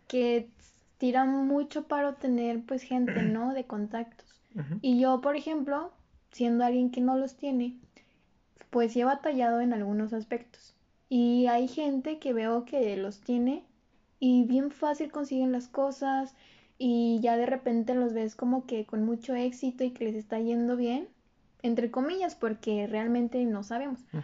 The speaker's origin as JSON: {"language": "Spanish", "country": "Mexico", "said": "somos el futuro de México"}